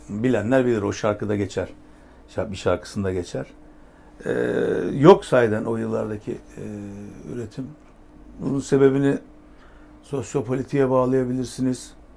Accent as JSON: {"language": "Turkish", "region": "Adana", "country": "Turkey", "moved": "yes"}